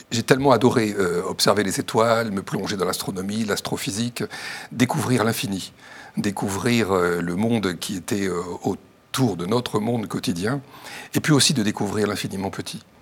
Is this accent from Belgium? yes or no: no; Châlons-en-Champagne, Grand Est, France; alors je viens de, la Marne, de Chalon-sur-Marne, et j'ai eu l'occasion de beaucoup bouger dans, ma